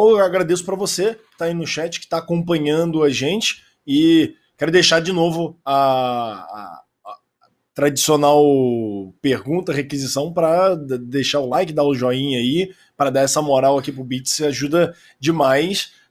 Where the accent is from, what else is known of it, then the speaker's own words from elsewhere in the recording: Rio de Janeiro, Brazil; Eh, aí, eu sou carioca, eu tenho vivência, é aquela uma hora de carioca, tá ligado?